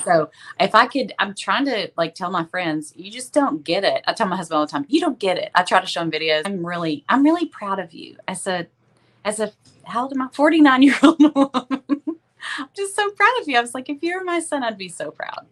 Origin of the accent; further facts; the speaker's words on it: Tyler, Texas, United States; I'm from Tyler. Uh, Tyler, you know, it's about an hour and a half from Dallas, and it's uh, it's a city of about uh, probably a little over a hundred thousand. And I've lived here most of my life